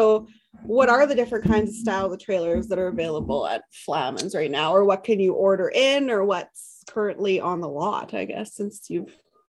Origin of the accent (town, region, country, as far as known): Canadian prairies, Canada